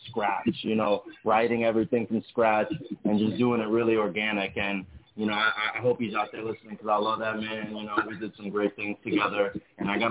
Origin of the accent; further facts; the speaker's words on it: New York City, New York, United States; I grew up in Brooklyn